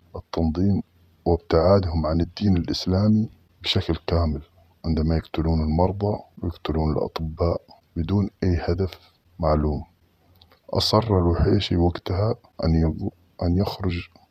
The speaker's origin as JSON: {"language": "Arabic", "town": "Mukalla", "region": "Hadhramaut", "country": "Yemen", "said": "عندنا في المكلا"}